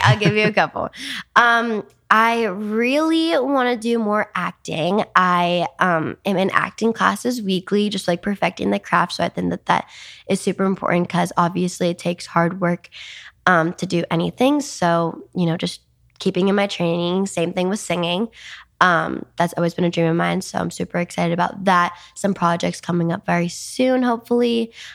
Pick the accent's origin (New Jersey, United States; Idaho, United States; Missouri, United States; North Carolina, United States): New Jersey, United States; moved away as an adult; also born or lived in New York City; now in Los Angeles, United States; I was born in New York City and raised in New Jersey